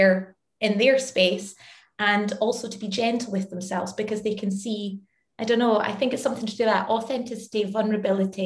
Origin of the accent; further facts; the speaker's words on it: Scotland, United Kingdom; now in London, United Kingdom; I am as Scottish as they come